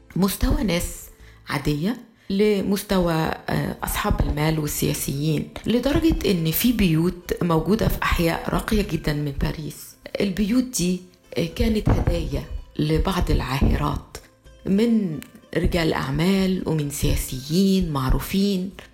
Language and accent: Arabic; Egypt; moved away as an adult; also born or lived in France; كمصرية كنت لسه ببتدي حياتي في فرنسا سنة 84 وأنا عشت في فرنسا لغاية سنة 88